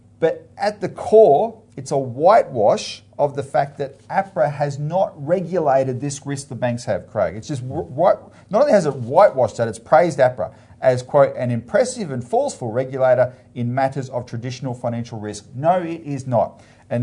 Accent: Melbourne, Victoria, Australia; I'm from Melbourne, like you, Philip

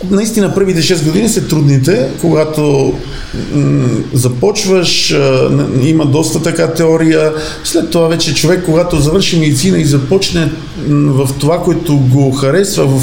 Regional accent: Bitola, Pelagonia, North Macedonia; аз съм от Битоли, един много така мога да кажа хубав град, около 100 000 човека, втор град Македония с добра култура, архитектура

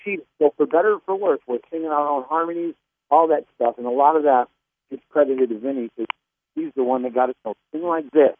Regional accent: Niagara Falls, New York, United States; we grew up in Niagara Falls, New York

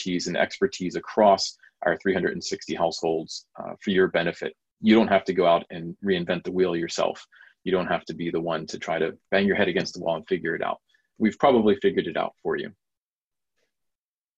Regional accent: United States; moved away as an adult; now in London, United Kingdom; as an American living in London myself

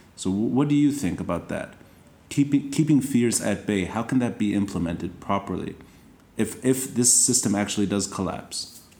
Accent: Tripoli, North Governorate, Lebanon; And we, we're both from Tripoli

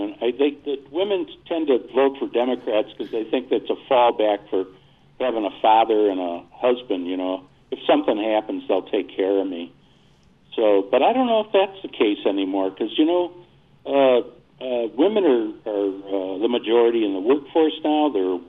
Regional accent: Buffalo, New York, United States; my hometown is Buffalo, New York.

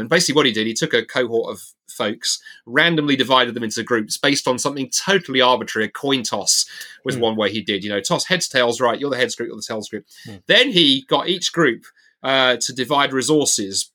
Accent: England, United Kingdom; now in Scotland, United Kingdom; I realise the more I live out of side of England, I am totally English. I'm English to my to my boots

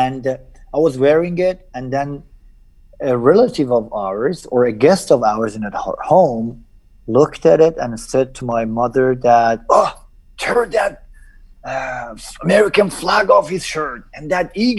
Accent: Iran; born or raised there; also born or lived in Najaf, Iraq

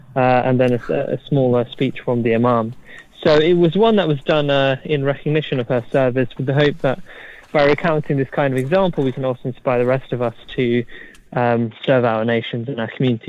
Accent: United Kingdom; I think you have to really respect that and cherish that as a British person.

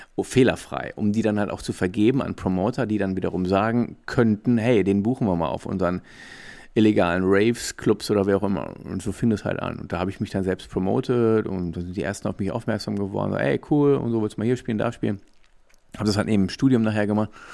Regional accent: Ruhr area, North Rhine-Westphalia, Germany; Ich komme aus dem Ruhrgebiet, aber war halt oft in Düsseldorf

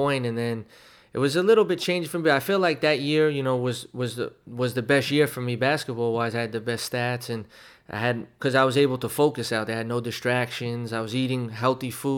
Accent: New York City, New York, United States; growing up in Williamsburg, and it was a real tight knit, you know, community back then

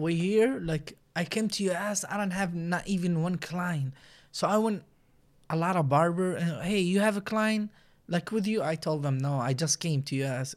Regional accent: Iraq; English is a second language; moved away as an adult; now in United States; I'm from Iraq. Um, I've been there, like, twenty-seven years, and then I moved to U S

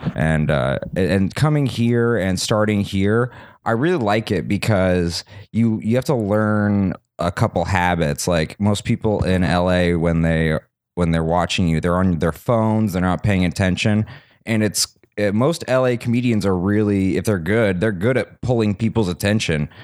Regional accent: Salt Lake City, Utah, United States; moved away as an adult; also born or lived in Santa Monica, California; now in Los Angeles, United States; I was born in Santa Monica, but I grew up, uh, my dad got a job in Utah. when I was, like, three

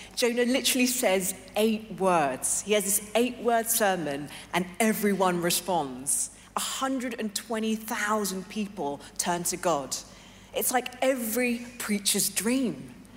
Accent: London, United Kingdom; moved away as an adult; also born or lived in Hong Kong / New York City; I was born and raised in London

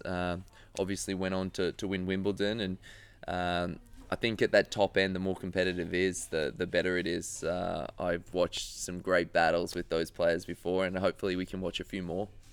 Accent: Australia; being Australian

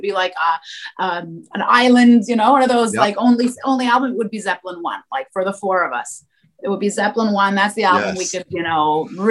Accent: Montreal, Quebec, Canada; I brought him to my hometown, which is Montreal. I was born here.

